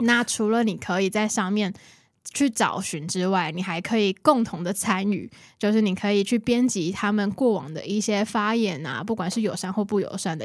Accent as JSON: {"language": "Chinese", "region": "Kaohsiung", "country": "Taiwan", "said": "我都会跟大家介绍我是高雄人"}